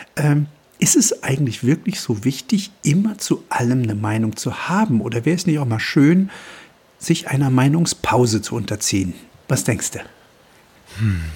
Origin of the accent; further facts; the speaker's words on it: Germany; hier bei uns in Deutschland